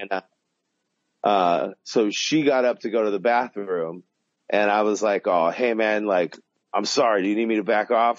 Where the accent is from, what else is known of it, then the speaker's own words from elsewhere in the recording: Southern California, United States; I grew up in Southern California